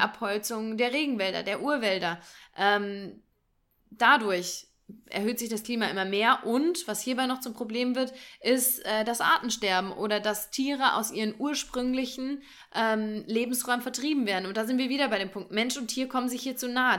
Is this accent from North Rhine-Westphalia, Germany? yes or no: no; near Marburg, Hesse, Germany; ich komme ja aus der Nähe von Marburg gebürtig